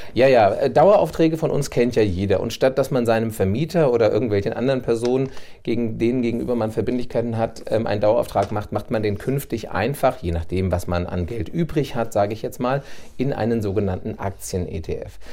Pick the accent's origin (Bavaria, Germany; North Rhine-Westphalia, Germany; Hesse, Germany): Hesse, Germany; Bad Vilbel; also born or lived in Hanau / Berlin; bin ich wieder zurückgekommen in meine Heimatstadt nach Bad Vilbel